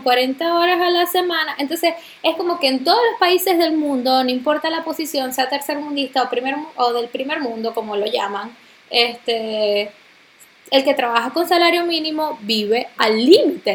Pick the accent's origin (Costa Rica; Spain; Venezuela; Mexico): Venezuela; moved away; nosotros somos venezolanos.